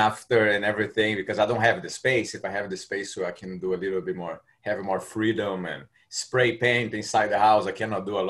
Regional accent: Brazil; English is a second language; moved away as an adult; now in Orlando, United States; I'm from Brazil originally.

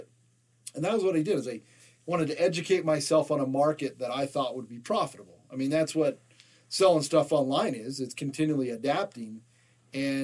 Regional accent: Salt Lake City, Utah, United States; All four of us from Salt Lake City.

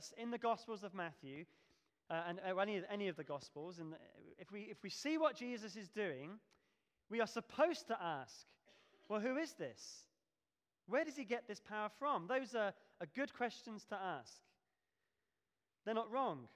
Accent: Devon, South West England, United Kingdom; moved away as an adult; now in Pelsall, United Kingdom; we come from Devon, and we lived in a village

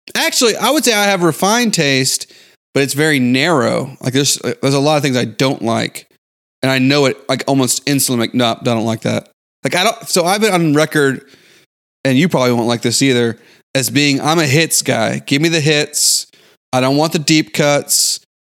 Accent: Houston, Texas, United States; also born or lived in San Antonio; Growing up in Houston

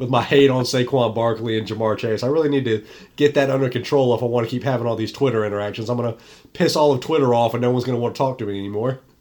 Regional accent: North Carolina, United States; the Tar Heels, my hometown team

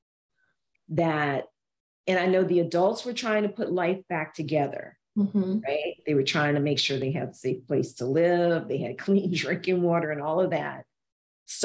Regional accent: New Orleans, Louisiana, United States; moved away as an adult; also born or lived in Georgia; Anne and I are from Louisiana. We're from New Orleans

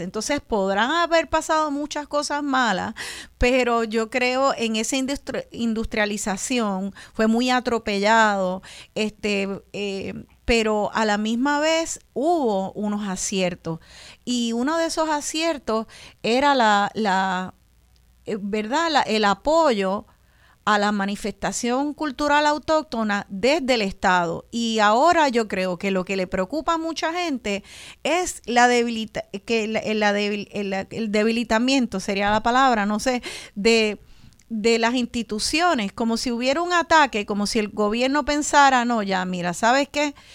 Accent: Puerto Rico; estamos más de esta nación boricua, más afuera que acá

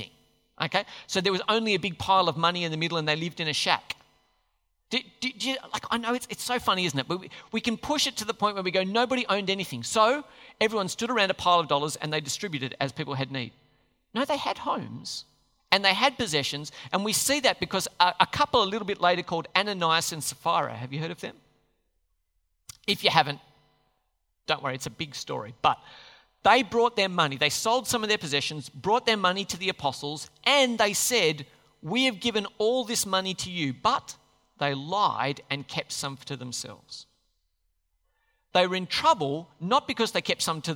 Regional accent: Australia; the Aussies

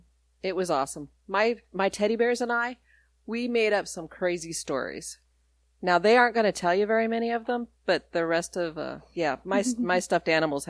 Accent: Colorado Springs, Colorado, United States; born there; also born or lived in Denver, Colorado / Alabama; where I was born was Colorado Springs at the Air Force Base. And then I moved to Denver, Colorado, where my brother was born, and then learned to talk in Alabama

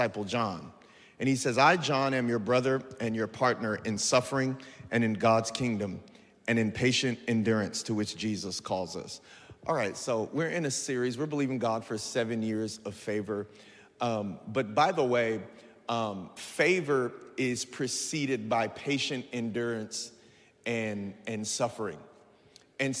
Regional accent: San Bernardino, California, United States; I'm from San Bernardino

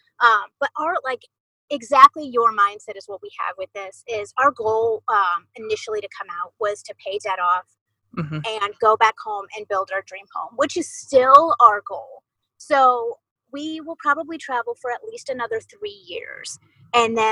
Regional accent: Columbus, Ohio, United States; moved away as an adult; also born or lived in Arizona / Idaho / Missouri; I'm from Ohio and I love Ohio and I know we will always call that home

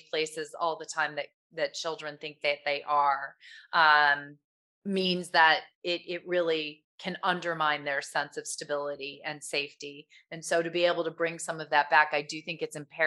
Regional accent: Michigan, United States; also born or lived in California; I grew up in Michigan

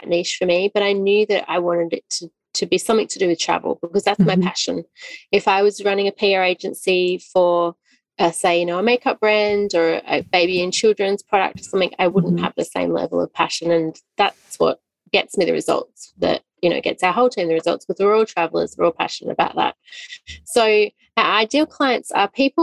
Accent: Australia; moved away as an adult; we're Australian. We lived in Australia

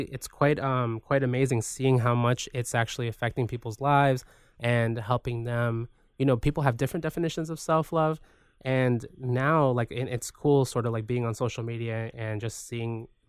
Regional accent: Guayaquil, Guayas, Ecuador; So I like being reminded of, you know, where I come from Guayaquil.

